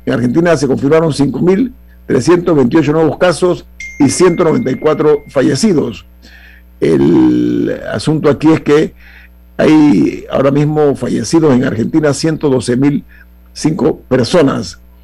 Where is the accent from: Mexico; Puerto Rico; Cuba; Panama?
Panama; como panameños